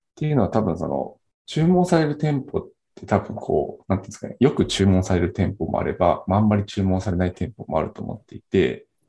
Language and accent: Japanese; Nagano, Japan; 長野県出身なんですけど